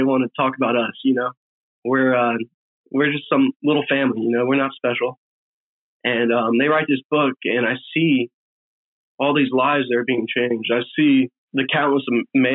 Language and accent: English; Virginia Beach, Virginia, United States; we grew up in Virginia Beach